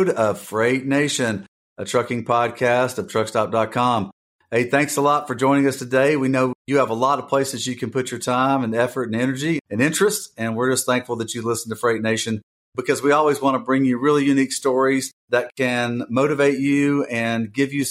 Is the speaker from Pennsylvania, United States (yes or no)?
no; Alabama, United States; also born or lived in Atlanta, Georgia; sort of accent in your voice to mine being from Alabama